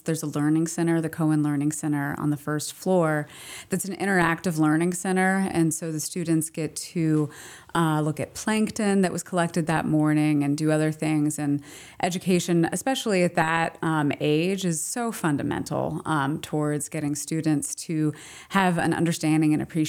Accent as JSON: {"language": "English", "region": "Ohio", "country": "United States", "tie": "born or raised there", "said": "I grew up in Ohio. I went to outdoor education camp"}